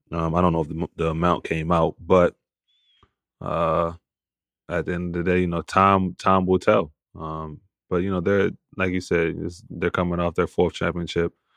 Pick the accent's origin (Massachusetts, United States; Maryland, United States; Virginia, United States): Maryland, United States; Baltimore; We had the Wizards growing up in Baltimore